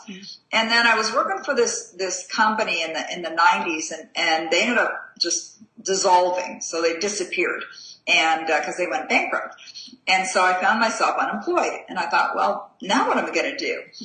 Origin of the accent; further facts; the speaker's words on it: Canada; I'm a Canadian, you know, living in a small town in, in Canada.